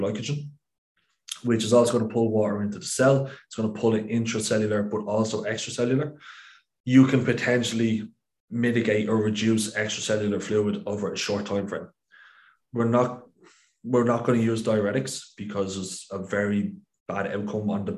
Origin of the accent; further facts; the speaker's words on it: Ireland; as an Irishman